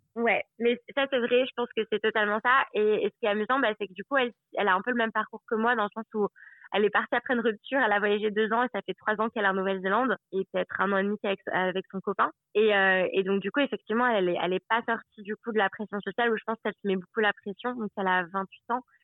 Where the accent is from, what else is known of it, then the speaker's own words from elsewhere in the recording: Aix-les-Bains, Auvergne-Rhône-Alpes, France; moved away as an adult; also born or lived in Annecy; now in New Zealand; je suis née à Annecy, qui est en Haute-Savoie, et après, j'ai grandi à Aix-les-Bains, qui est en Savoie